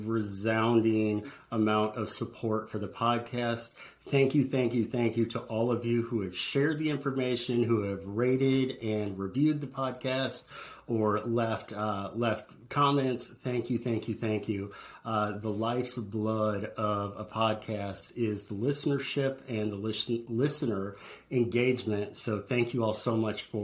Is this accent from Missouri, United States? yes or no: yes; St. Louis, Missouri, United States; moved away; my hometown of St. Louis